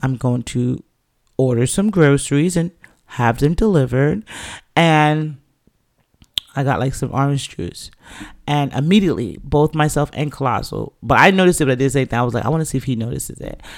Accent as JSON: {"language": "English", "region": "New York", "country": "United States", "tie": "born or raised there", "also_born_or_lived": "England", "said": "as a Jamaican youth coming up in the city of New York in those times"}